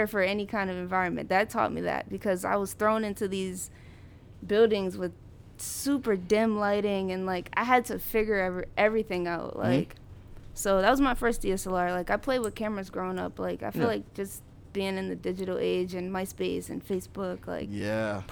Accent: East Hartford, Connecticut, United States; moved away as an adult; also born or lived in Middletown, Connecticut / North Carolina; Spent most of my childhood in East Hartford

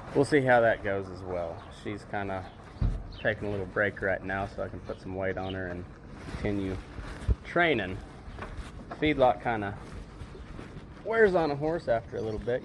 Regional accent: High Plains, southeast Colorado, United States; moved away as an adult; now in Nevada, United States; I grew up in the High Plains, southeast Colorado.

